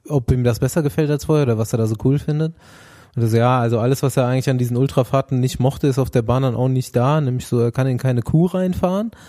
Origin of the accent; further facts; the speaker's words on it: East Germany, Germany; born there; Ja, 1985 als stolzer Ossi geboren.